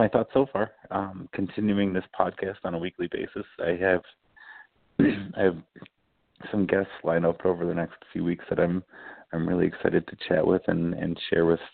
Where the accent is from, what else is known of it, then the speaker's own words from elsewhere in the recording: Cottage Grove, Minnesota, United States; I grew up mostly in a town called Cottage Grove, Minnesota, and I went to high school there